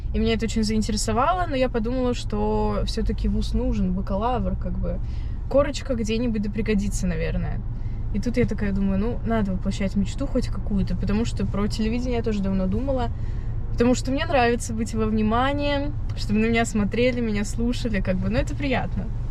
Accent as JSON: {"language": "Russian", "town": "Penza", "region": "Penza Oblast", "country": "Russia", "tie": "born or raised there", "moved": "as an adult", "lives_now": "Moscow, Russia", "said": "я родом из Пензы"}